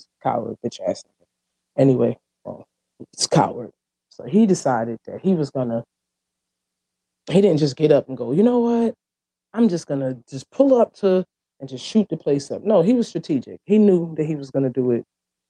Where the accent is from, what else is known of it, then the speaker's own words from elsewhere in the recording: New York, United States; now in Jacksonville, United States; I'm from New York. I'm at Jacksonville.